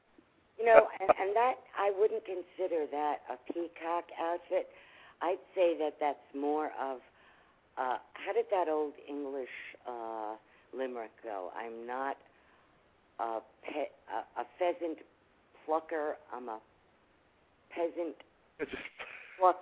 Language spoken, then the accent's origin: English; Palm Beach, Florida, United States; I come from Palm Beach